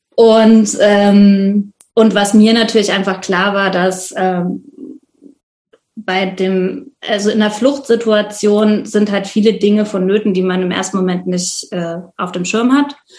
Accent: Leipzig, Saxony, Germany; bin aus Leipzig

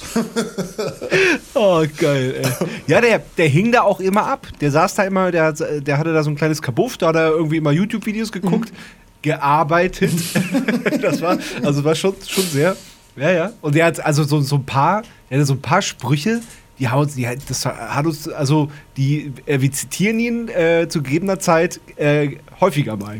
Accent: Wendland, Lower Saxony, Germany; bei uns im Wendland

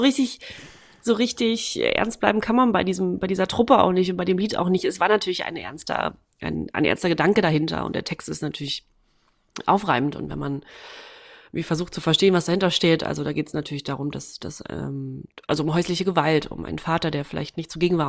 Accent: Waren, Mecklenburg-Vorpommern, Germany; moved away; meiner Heimatstadt. Äh, und da war gleichzeitig, das ist Waren-Müritz

